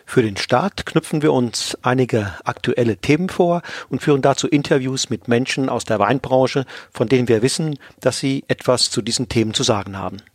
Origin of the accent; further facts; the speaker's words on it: Rhineland-Palatinate, Germany; Aufgewachsen bin ich im Westerwald, nördlich von Limburg in einer bäuerlichen Familie.